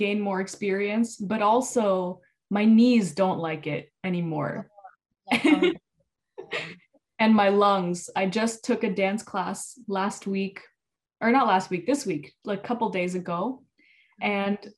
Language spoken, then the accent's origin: English; Canada; I speak English because I was born in Canada. But my family is Punjabi from India